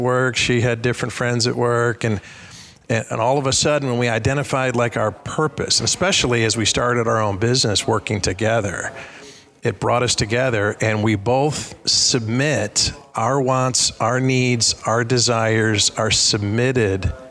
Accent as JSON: {"language": "English", "town": "Cincinnati", "region": "Ohio", "country": "United States", "tie": "born or raised there", "said": "in my hometown, Kings Island, I live right by Cincinnati"}